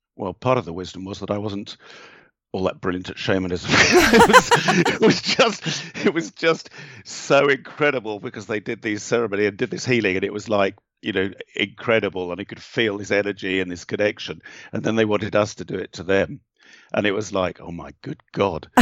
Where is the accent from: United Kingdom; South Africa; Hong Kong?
United Kingdom; England; being English